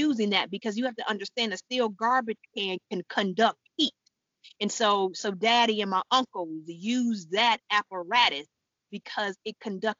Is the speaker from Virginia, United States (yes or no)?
no; Detroit, Michigan, United States; born and raised in Detroit